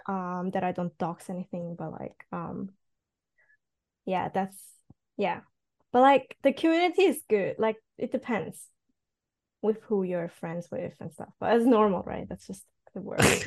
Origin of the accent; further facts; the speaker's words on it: Switzerland; first language Cantonese; English is a second language; moved away as an adult; now in Japan; I'm actually from Switzerland.